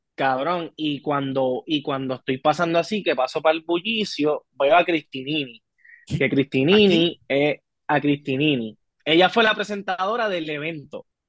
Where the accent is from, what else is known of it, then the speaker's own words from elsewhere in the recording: Puerto Rico; yo soy de Puerto Rico